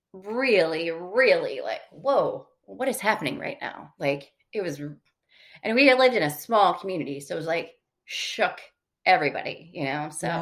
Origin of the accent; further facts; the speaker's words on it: Michigan, United States; Like I loved growing up in Michigan. I always say I love being from Michigan. I'm just glad I don't live there anymore.